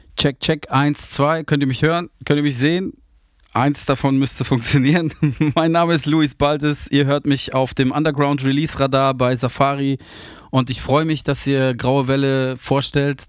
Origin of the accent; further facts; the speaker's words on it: Landau in der Pfalz, Rhineland-Palatinate, Germany; also born or lived in Munich; now in Hamburg, Germany; Ich komme aus Hamburg, ähm, bin aber gebürtiger Münchner, bin aber in Landau in der Pfalz aufgewachsen.